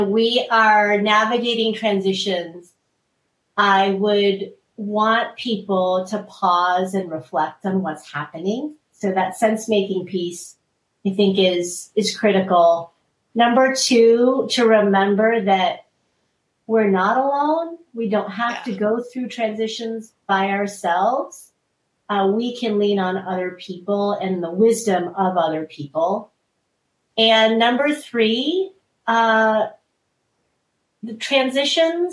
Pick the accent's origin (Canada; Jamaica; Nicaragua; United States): United States; I am Korean American